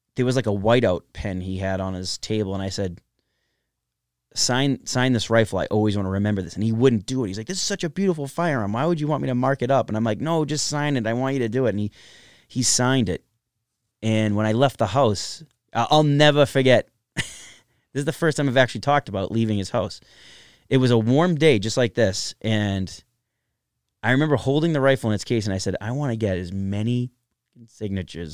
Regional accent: Everett, Massachusetts, United States; I grew up in Everett, Massachusetts, uh, in the Everett Projects on Veterans Ave

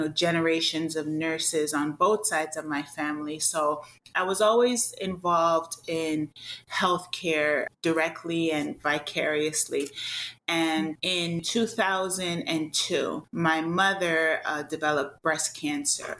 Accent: Jamaica; now in United States; I'm originally from the Caribbean. I'm a native of Jamaica

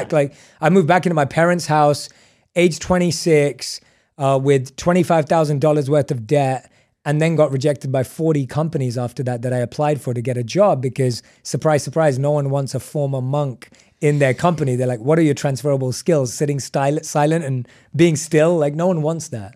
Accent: London, United Kingdom; moved away; I was born and raised in London.

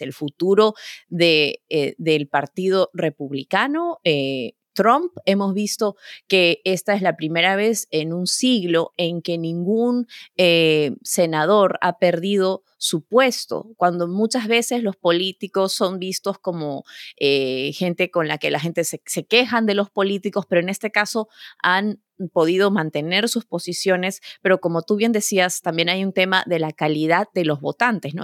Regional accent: Peru; moved away as an adult; now in New York, United States; como peruana que vivo en el extranjero hace, hace ya 20 años

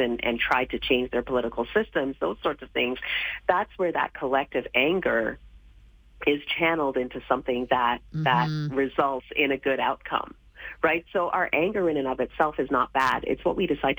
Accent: Canada; the Canada that I grew up

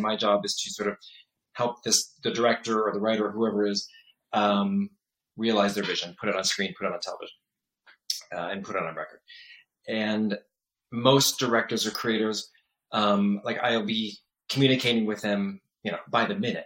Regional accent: San Diego, California, United States; also born or lived in Michigan / Los Angeles; I was born in Michigan, raised in San Diego

